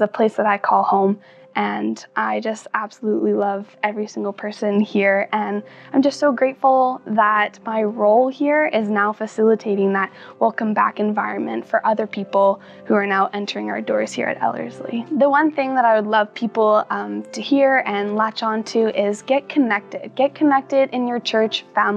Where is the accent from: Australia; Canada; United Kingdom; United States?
Canada; Langley, British Columbia; moved away as an adult; now in Edmonton, Canada; I'm from Langley, BC. I grew up with a loving family and attentive parents